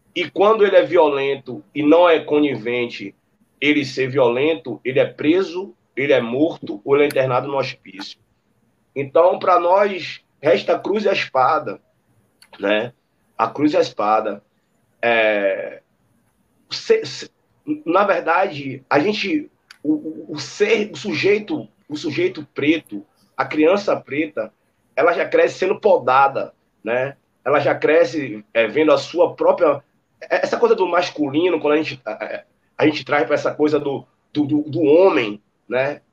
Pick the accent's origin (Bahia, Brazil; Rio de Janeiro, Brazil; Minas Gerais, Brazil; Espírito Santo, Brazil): Bahia, Brazil; Salvador; also born or lived in Santa Cruz, Salvador; E com um ano eu vim para cá onde eu moro, em Brotas